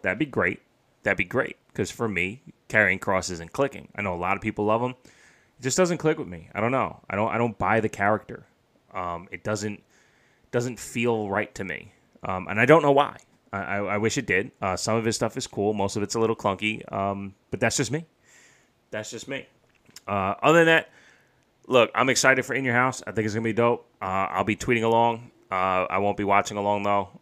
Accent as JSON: {"language": "English", "region": "New York", "country": "United States", "said": "I'm from New York"}